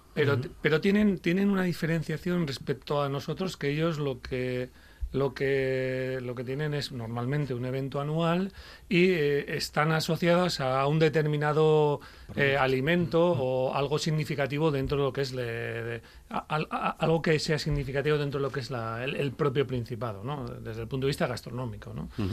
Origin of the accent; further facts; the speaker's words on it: Basque Country, Spain; now in Gijón, Spain; yo, como vasco